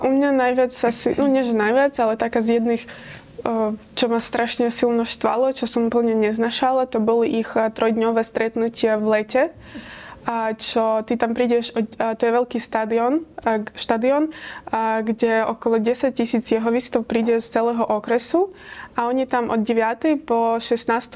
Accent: Ukraine; Slovak is a second language; now in Slovakia; som Ukrajinka a síce tu žijem oveľa dlhšie

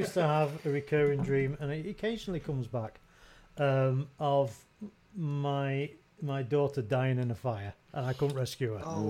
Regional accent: the north of England, United Kingdom; I got brought up in a fairly rough part of England. I know one can't tell by one's accent and stuff like this.

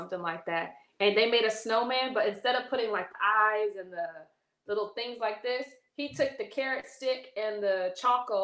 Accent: Cajon Pass, Southern California, United States; moved away; we grew up in the Cajon Pass

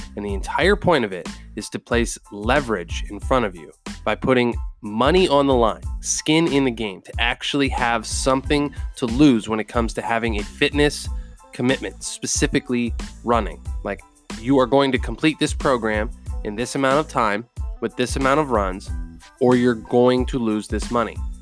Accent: Pennsylvania, United States; I'm from Pennsylvania

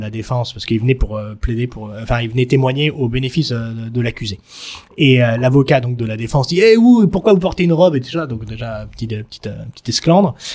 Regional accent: Marseille, Provence-Alpes-Côte d'Azur, France; en tant que Français

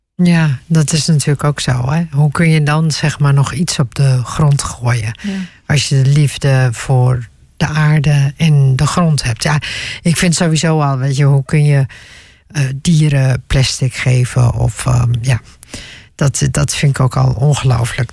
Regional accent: Netherlands; ook al ben ik in Nederland geboren

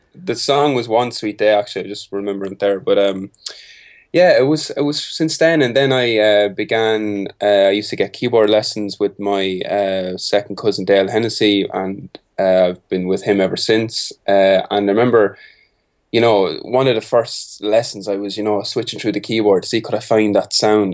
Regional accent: Carlow, Leinster, Ireland; I grew up in a town called Carlow, Carlow Town. It's about, like, one hour from Dublin, the capital city of Ireland

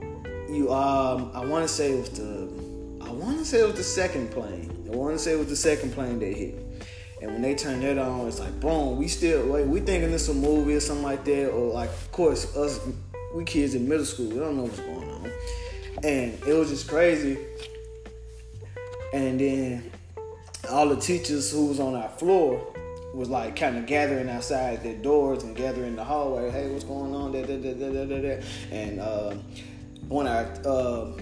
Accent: Memphis, Tennessee, United States; I'm from Memphis, Tennessee

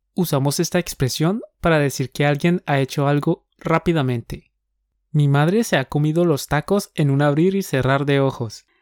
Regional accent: Colombia; Somos dos profes colombianos

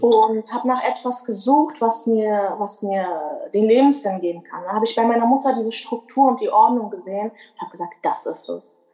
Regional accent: Berlin, Germany; moved away as an adult; now in North Rhine-Westphalia, Germany; ich bin eigentlich Berlinerin. Ich lebe aber in NRW seit ungefähr fünf Jahren.

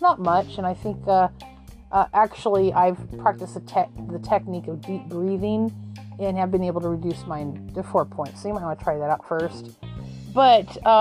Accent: Arizona, United States; moved away; I'm originally from Arizona

